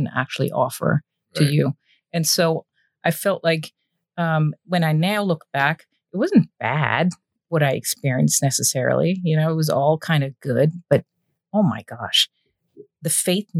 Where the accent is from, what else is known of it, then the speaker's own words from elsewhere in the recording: Germany; moved away; I was raised in the Protestant church in Germany, went through the whole religious educational